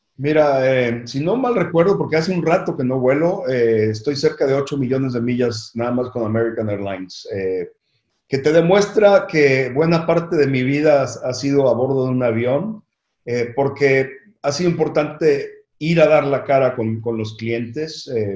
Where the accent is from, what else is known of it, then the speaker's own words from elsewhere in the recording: Mexico City, Mexico; yo nací en la Ciudad de México y, tengo un gran orgullo de, haber crecido en, México.